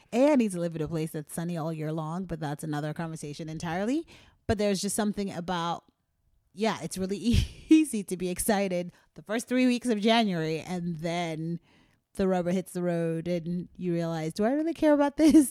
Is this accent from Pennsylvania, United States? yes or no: yes; Philadelphia, Pennsylvania, United States; being a Philadelphian